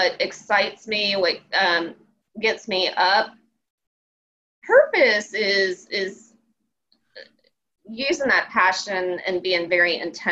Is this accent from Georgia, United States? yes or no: no; Ocean Springs, Mississippi, United States; moved away; I grew up in Ocean Springs, Mississippi, which is near Biloxi, in between New Orleans and Mobile, Alabama.